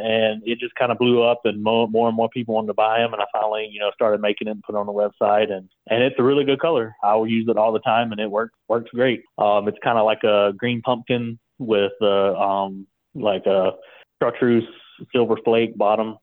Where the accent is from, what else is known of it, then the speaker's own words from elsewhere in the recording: Leroy, Alabama, United States; moved away as an adult; also born or lived in Austin, Texas; I grew up in Leroy, graduated Leroy High School back in 2006